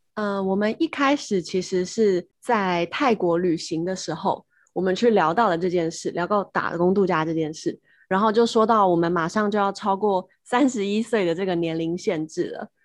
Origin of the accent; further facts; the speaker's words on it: Taipei, Taiwan; moved away as an adult; now in Australia; 我是台北人，我是辅仁大学意大利文系毕业的